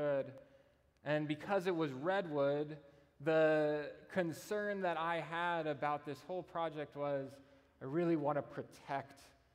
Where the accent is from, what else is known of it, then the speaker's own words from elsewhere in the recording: Austin, Texas, United States; my home church, the church I grew up in Austin